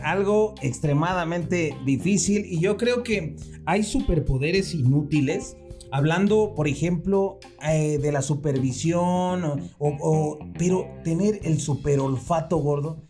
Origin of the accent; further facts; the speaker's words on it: Mexico; also born or lived in Mexico City; somos muy impuntuales aquí en México